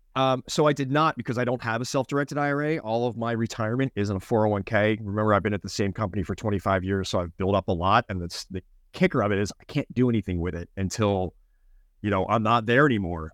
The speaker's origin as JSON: {"language": "English", "town": "Philadelphia", "region": "Pennsylvania", "country": "United States", "moved": "yes", "said": "But I'm from Philly"}